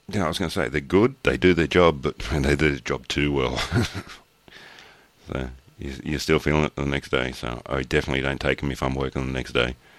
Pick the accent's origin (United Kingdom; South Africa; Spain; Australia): Australia; I'm Australian